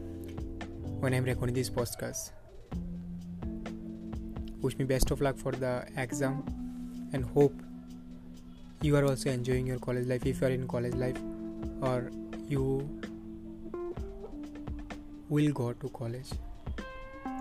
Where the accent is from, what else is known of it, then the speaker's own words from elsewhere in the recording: Tripura, India; English is a second language; moved away as an adult; now in Guwahati, India; I am from Tripura and I am doing my BBA from Assam